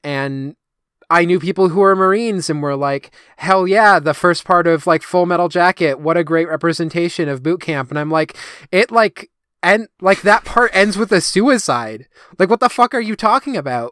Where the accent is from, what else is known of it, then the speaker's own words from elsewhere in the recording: United States; as an American